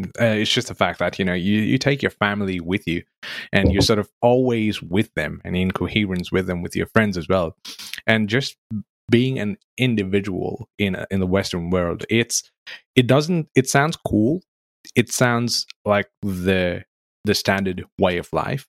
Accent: Nepal; now in Australia; I grew up in Nepal

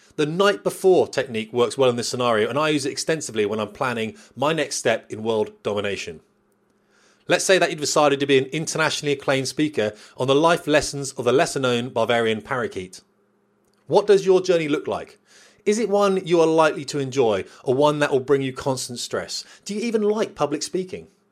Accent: United Kingdom; we're British

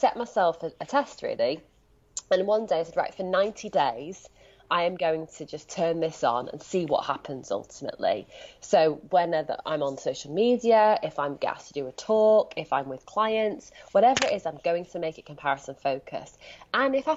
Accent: Leeds, Yorkshire and the Humber, United Kingdom; now in Brighton, United Kingdom; my accent betrays me. I'm speaking to you sitting in Brighton, but I'm from Leeds

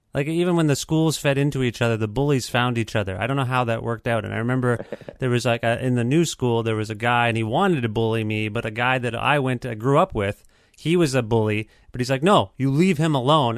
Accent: Cambridge, Ontario, Canada; I grew up in Cambridge, so it was very white

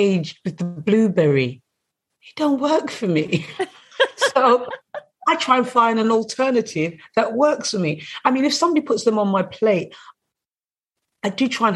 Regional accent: England, United Kingdom; I grew up in England

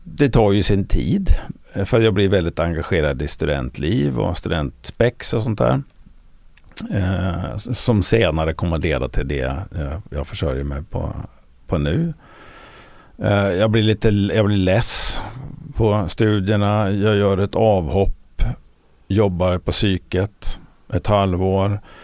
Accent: Östersund, Jämtland, Sweden; moved away as an adult; also born or lived in Liberia / Uppsala; född och uppvuxen i Östersund

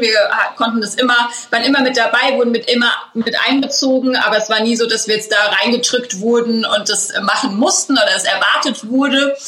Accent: Schornsheim, Rhineland-Palatinate, Germany; wir sind ja mitten in den Weinbergen aufgewachsen, hier in Schornsheim im elterlichen Weingut

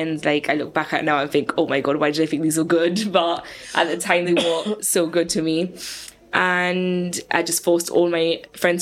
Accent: Gibraltar; Born and raised in Jib

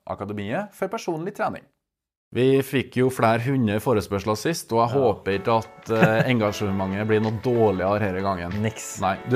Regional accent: Verdal, Trøndelag, Norway; moved away as an adult; now in Stavanger, Norway; jeg er fra Verdalen. Og med det kan jeg stolt kalle meg verdaling, sjøl om jeg har bodd i Stavanger i over 15 år. … og for nye og gamle lyttere så er jeg altså, en av to trønderske halvdeler

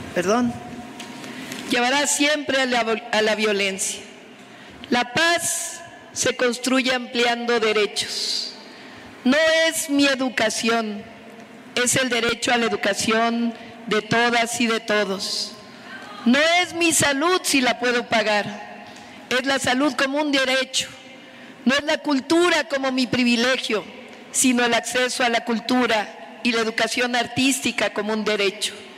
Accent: Mexico; Somos mexicanas, orgullosas de nuestra historia

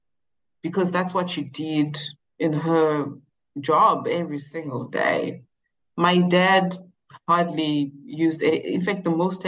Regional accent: Zimbabwe; moved away as an adult; also born or lived in South Africa; I was born and raised in Zimbabwe up until I was like 18 years, and then I moved to South Africa.

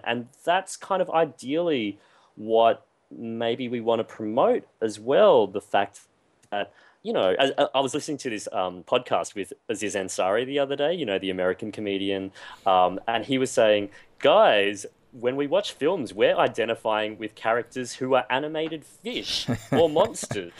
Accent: Queensland, Australia; When I grew up in Queensland, it was a very very monocultural predominantly white

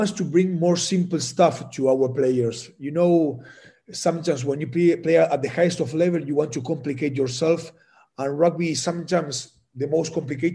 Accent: Argentina; first language Spanish; English is a second language

